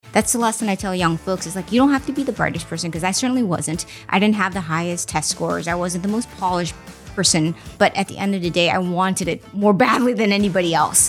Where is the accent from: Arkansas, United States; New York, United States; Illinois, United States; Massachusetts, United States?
Massachusetts, United States; Boston; born or raised there; also born or lived in China / Mozambique; now in Los Angeles, United States